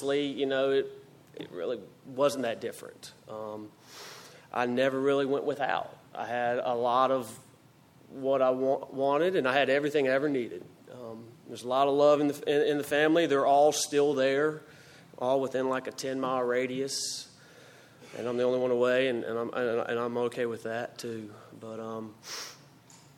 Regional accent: Greenville, North Carolina, United States; moved away as an adult; now in Greensboro, United States; I grew up in Greenville, North Carolina, and I lived there until February 25th of 2008 when I came to Greensboro

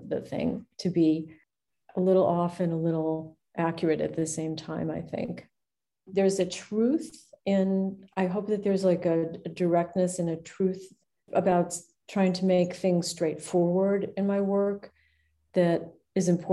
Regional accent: Cleveland, Ohio, United States; I grew up near, but certainly not on Lake Erie, because I'm from Cleveland.

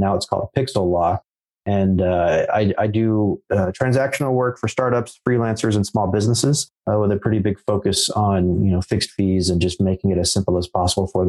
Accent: United States; I was born here in America, so I'm American

